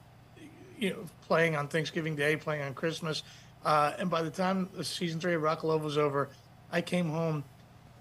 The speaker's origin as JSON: {"language": "English", "town": "Manassas", "region": "Virginia", "country": "United States", "tie": "born or raised there", "said": "my hometown of Manassas, Virginia"}